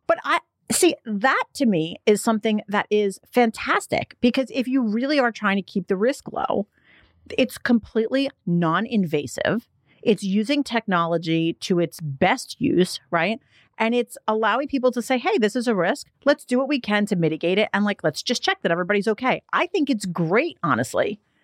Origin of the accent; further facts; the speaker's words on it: New York City, New York, United States; I'm from Staten Island